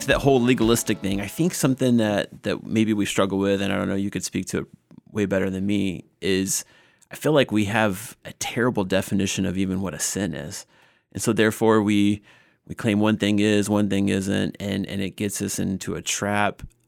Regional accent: Northwest Georgia, United States; I grew up in Northwest Georgia, a small church

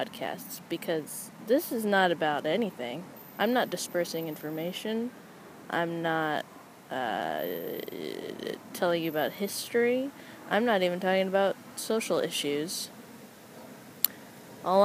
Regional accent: San Jose, California, United States; also born or lived in Los Angeles, California; now in New York, United States; I grew up in San Jose, California

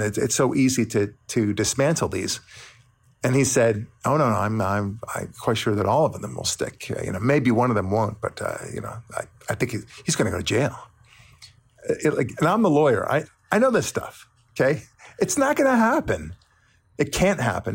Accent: Israel; now in United States; I'm from Israel.

